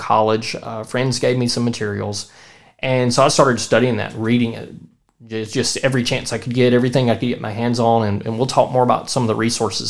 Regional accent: Central Mississippi, United States; I'm from Central Mississippi

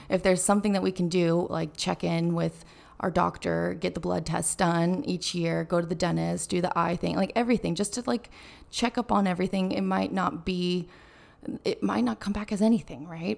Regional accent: Carmel, California, United States; moved away; growing up in Carmel, Monterey

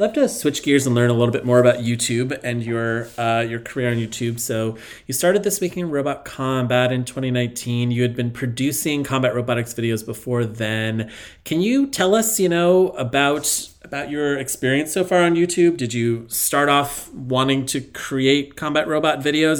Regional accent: United States; as an American

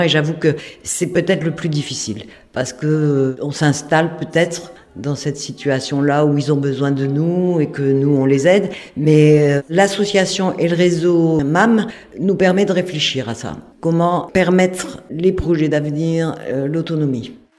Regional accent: Lille, Hauts-de-France, France; moved away as an adult; now in Hasparren, France; Je suis à Spandard depuis 2011, alors que à l'origine, moi, je suis lilloise

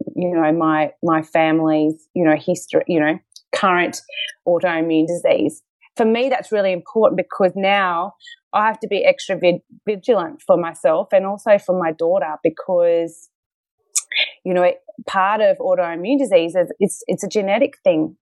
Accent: Queensland, Australia; moved away as an adult; now in Melbourne, Australia; I'm actually from Queensland

